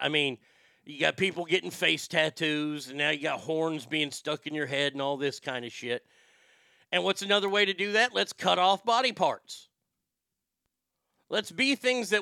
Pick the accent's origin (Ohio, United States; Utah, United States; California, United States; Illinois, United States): California, United States; near San Francisco; I was raised near San Francisco